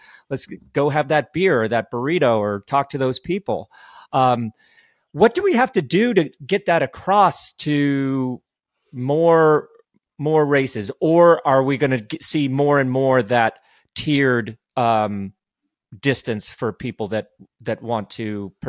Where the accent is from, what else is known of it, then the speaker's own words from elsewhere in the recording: Colorado, United States; I finished with my buddy Robin Thurston, who I grew up racing with in Colorado.